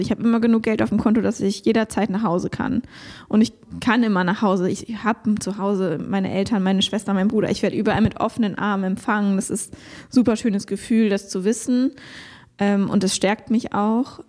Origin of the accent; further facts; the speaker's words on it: Konstanz, Baden-Württemberg, Germany; moved away; in meiner alten Heimat Konstanz